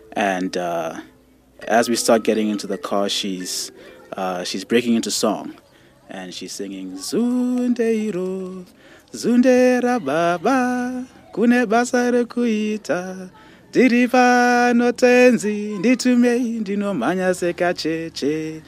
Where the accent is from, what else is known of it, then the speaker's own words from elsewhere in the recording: Zimbabwe; now in Alberta, Canada; My family, like many families in Zimbabwe, you know, grew up with a very religious background, and singing is a huge part of that. I was in a Shona choir, so Shona is the indigenous language